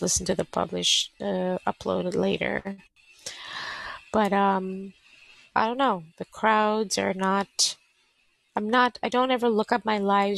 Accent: Canada; Born and bred from Canada. All my life lived here.

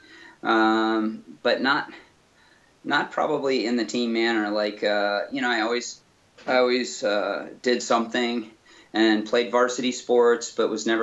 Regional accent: Western Michigan, United States; moved away; I grew up in Western Michigan, and that's where I'm from

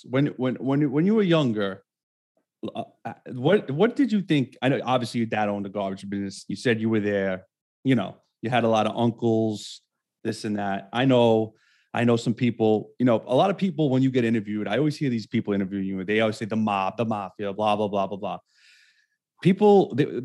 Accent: New York City, New York, United States; because I'm from Brooklyn. I grew up in Brooklyn. I live in Bay Ridge.

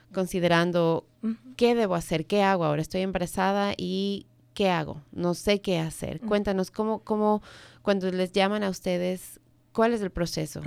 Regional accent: Ecuador; now in Maryland, United States; yo vengo del Ecuador

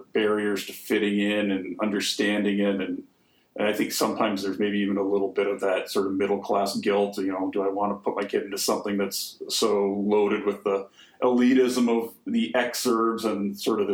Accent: Canada; as a Canadian

